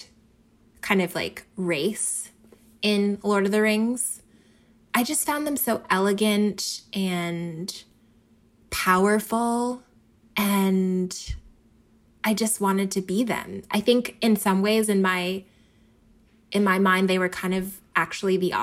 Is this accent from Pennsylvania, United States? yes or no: yes; Philadelphia, Pennsylvania, United States; I grew up in Philly